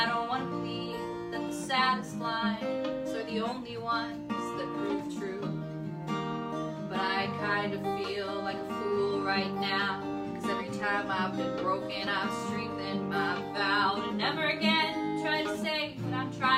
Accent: Wichita Falls, Texas, United States; moved away as an adult; also born or lived in Scotland; It's in Wichita Falls, Texas. My hometown

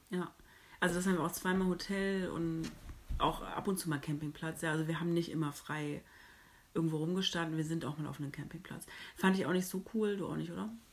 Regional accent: Hamburg, Germany; ich komme aus Hamburg

